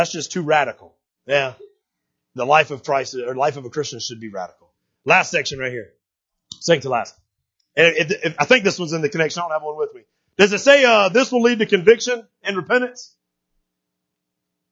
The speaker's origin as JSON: {"language": "English", "country": "United States", "said": "I'm American"}